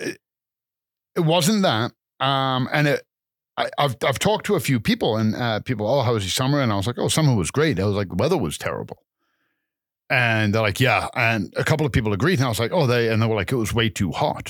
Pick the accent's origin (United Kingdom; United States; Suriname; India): United Kingdom; England; also born or lived in Calgary, Canada; now in Canada; I'm originally from England and I've been in Canada for a number of years